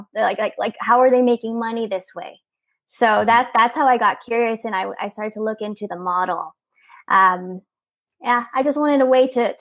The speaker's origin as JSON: {"language": "English", "area": "near Disneyland", "region": "Southern California", "country": "United States", "tie": "born or raised there", "said": "I'm here from Southern California, near Disneyland. I was born here, raised here, grew up here"}